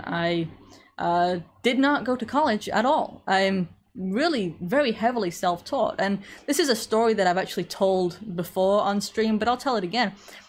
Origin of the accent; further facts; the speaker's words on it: England, United Kingdom; accent: slight American; I am from England with something of an American accent. Everybody seems to disagree over how strong it is, and I can't hear because it's my accent, so I'll take your word for it.